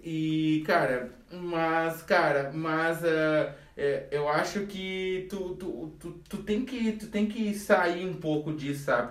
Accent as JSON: {"language": "Portuguese", "country": "Brazil", "tie": "born or raised there", "said": "a gente cresceu na Ponte Verde, sem mimimi, a gente era guri que chutava bola na rua"}